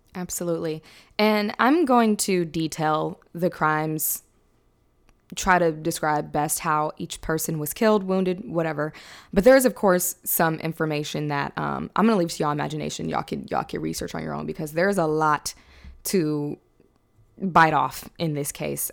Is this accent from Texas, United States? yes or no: no; Sacramento, California, United States; I'm from Sacramento, California.